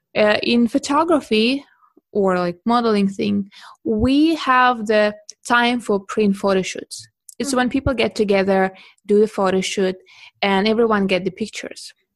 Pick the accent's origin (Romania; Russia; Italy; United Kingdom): Russia; moved away as an adult; now in Beijing, China; I'm originally from Russia and I moved to China in 2011